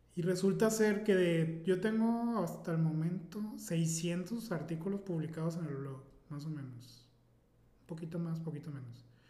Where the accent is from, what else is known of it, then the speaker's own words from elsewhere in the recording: Mazatlán, Sinaloa, Mexico; soy un simple mazotleco